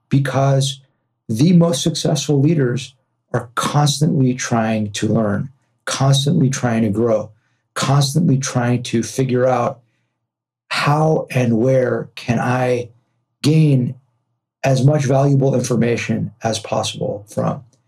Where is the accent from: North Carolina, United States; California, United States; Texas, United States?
California, United States; Los Angeles; also born or lived in New York; I'm from Los Angeles, born and raised here